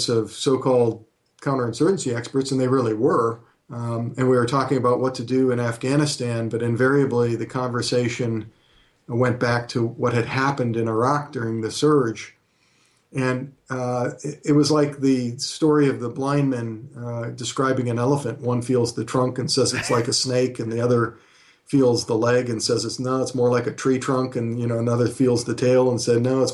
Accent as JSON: {"language": "English", "town": "Sacramento", "region": "California", "country": "United States", "tie": "born or raised there", "also_born_or_lived": "New Ulm, Minnesota / West Point, New York", "moved": "as an adult", "said": "I was born in New Ulm, Minnesota, but grew up in Sacramento, California"}